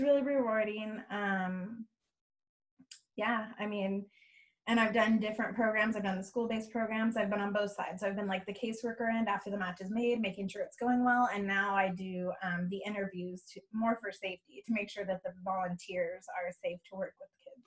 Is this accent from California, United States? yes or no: yes; Bay Area, California, United States; moved away as an adult; now in Texas, United States; I am originally from California, um, from the Bay Area. Um, I moved out here about gosh, eight years ago